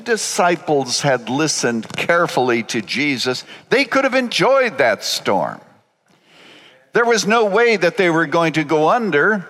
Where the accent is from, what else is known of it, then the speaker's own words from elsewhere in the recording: Canada; I was born in Canada on a farm 5 miles from a town of 75 people.